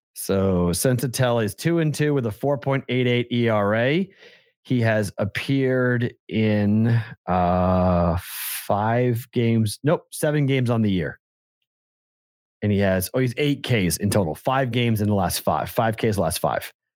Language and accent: English; Boston, Massachusetts, United States; now in Las Vegas, United States; I'm from Boston